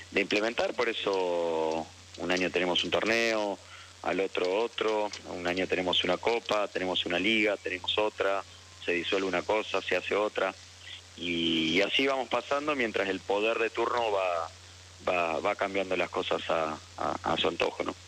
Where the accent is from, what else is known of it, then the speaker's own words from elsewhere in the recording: Argentina; como argentino festejé